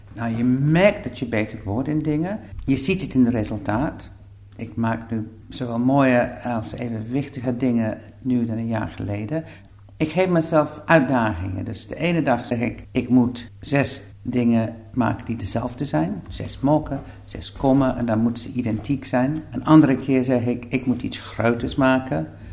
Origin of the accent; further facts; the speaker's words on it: England, United Kingdom; accent: English; Dutch is a second language; moved away as an adult; now in Netherlands; Ik ben Engels, dat hoor je waarschijnlijk uit mijn accent. Maar ik woon al 40 jaar in Nederland bijna